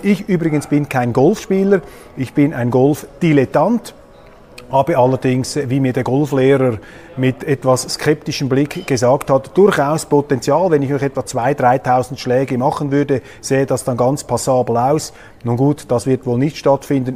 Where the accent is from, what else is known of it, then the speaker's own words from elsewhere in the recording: Switzerland; ich bin als Schweizer